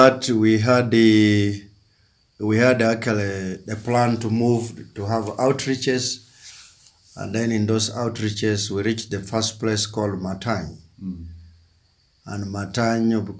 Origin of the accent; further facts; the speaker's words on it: Teso, Eastern Region, Uganda; moved away as an adult; now in Karamoja, Uganda; I am a missionary from Teso